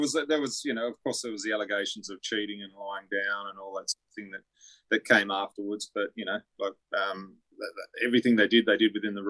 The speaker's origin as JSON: {"language": "English", "town": "Tamworth", "region": "New South Wales", "country": "Australia", "tie": "born or raised there", "said": "So as a kid, I was growing up in Tamworth, a very young kid"}